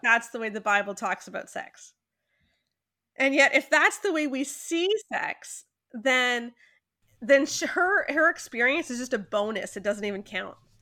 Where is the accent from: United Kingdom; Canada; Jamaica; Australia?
Canada; I'm very Canadian